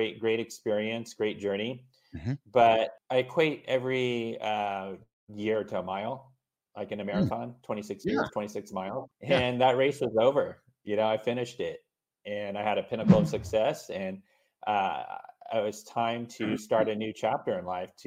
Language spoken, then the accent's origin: English; Southern California, United States; So I was born and raised in Southern California. I reside in Orange County, Southern California here. And I lived actually here all my life